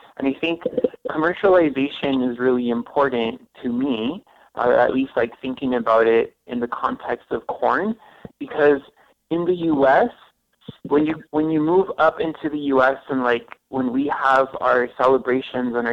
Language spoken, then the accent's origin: English; El Paso, Texas, United States; also born or lived in Ciudad Juárez, Mexico; I grew up in El Paso and I also grew up in Juarez